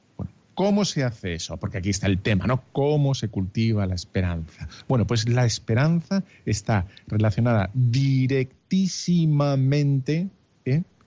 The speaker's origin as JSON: {"language": "Spanish", "town": "Bilbao", "region": "Basque Country", "country": "Spain", "said": "soy de Bilbao"}